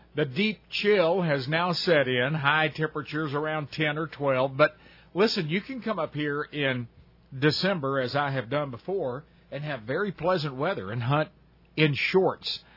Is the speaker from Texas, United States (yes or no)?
yes; Texas, United States; we're from Texas